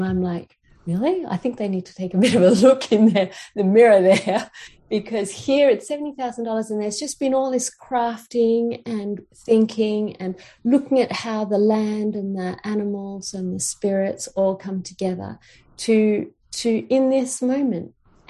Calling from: Queensland, Australia; I'm calling from Aboriginal land. So I'm in Queensland

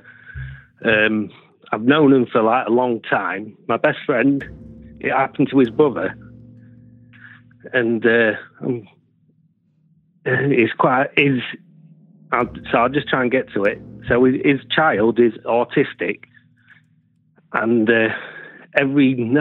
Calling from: Scunthorpe, Yorkshire and the Humber, United Kingdom; I'm calling from Scunthorpe, England

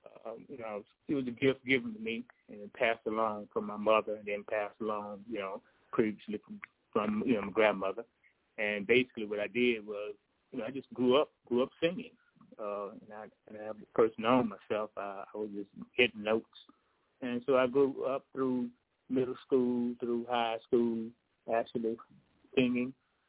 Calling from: Zachary, Louisiana, United States; I'm calling from Zachary, Louisiana.

